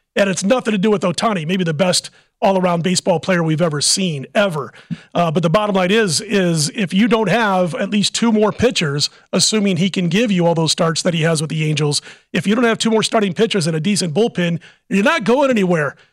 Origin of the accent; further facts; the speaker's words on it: Midwest, United States; moved away; I was a Cardinal fan growing up in the Midwest